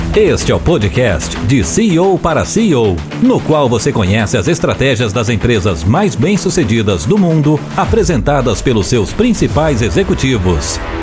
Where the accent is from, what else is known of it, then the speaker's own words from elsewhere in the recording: Rio de Janeiro, Brazil; a gente é do Rio, a gente é carioca